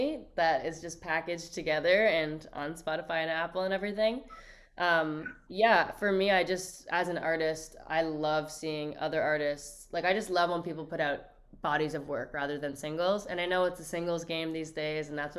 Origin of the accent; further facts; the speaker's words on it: Toronto, Ontario, Canada; growing up in Toronto